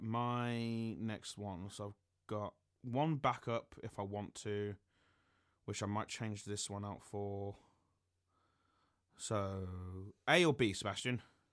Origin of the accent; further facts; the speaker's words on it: England, United Kingdom; as an Englishman